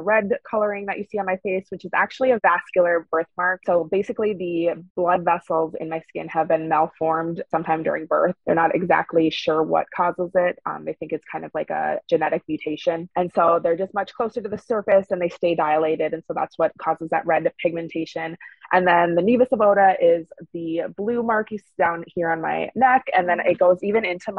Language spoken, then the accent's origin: English; northern Minnesota, United States; also born or lived in Korea; I grew up in a very small town in northern Minnesota